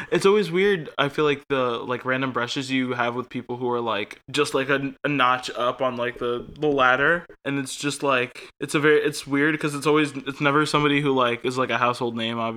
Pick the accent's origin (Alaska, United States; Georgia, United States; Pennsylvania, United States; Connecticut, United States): Connecticut, United States; Connecticut is my favorite town. My hometown is the state Connecticut.